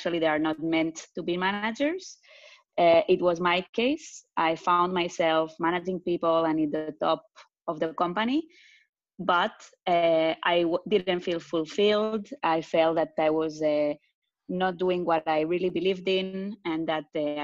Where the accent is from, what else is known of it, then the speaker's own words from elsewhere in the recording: Barcelona, Catalonia, Spain; accent: Spanish; English is a second language; moved away as an adult; also born or lived in France / Tel Aviv, Israel; now in Zurich, Switzerland; I'm originally Spanish, for the ones that didn't get the accent yet, which is probably not no one. I was born in France, but grew up in Barcelona.